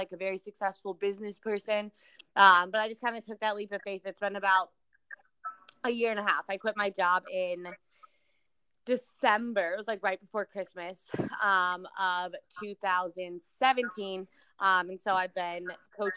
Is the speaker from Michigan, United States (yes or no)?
no; Chicago, Illinois, United States; moved away as an adult; now in San Diego, United States; I'm originally from Chicago, which I'm actually home visiting my family right now